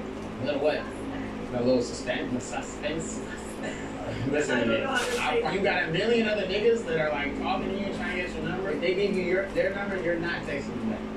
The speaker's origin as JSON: {"language": "English", "country": "Italy", "said": "I'm from Italy."}